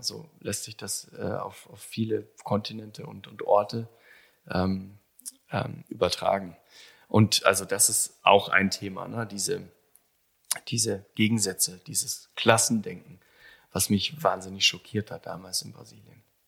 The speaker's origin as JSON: {"language": "German", "area": "Allgäu", "region": "Bavaria", "country": "Germany", "tie": "born or raised there", "also_born_or_lived": "Kaufbeuren", "said": "ich bin gebürtiger Allgäuer mhm. aus Kaufbeuren. Ähm, ich bin da, war da tatsächlich nur zu meiner Geburt ein paar Stunden, das ging ratzfatz. Und dann bin ich in Webams groß geworden"}